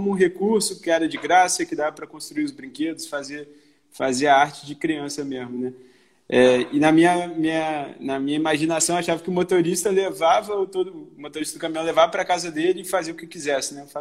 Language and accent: Portuguese; Belo Horizonte, Minas Gerais, Brazil; accent: mixed mineiro/carioca; now in Rio de Janeiro, Brazil; eu sou mineiro, sou de, de, de BH, mas moro no Rio já vai fazer